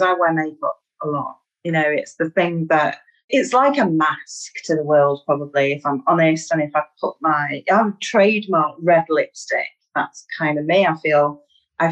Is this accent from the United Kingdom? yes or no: yes; Manchester, North West England, United Kingdom; accent: Mancunian; I'm from Manchester in the northwest of England. I'm a Mancunian.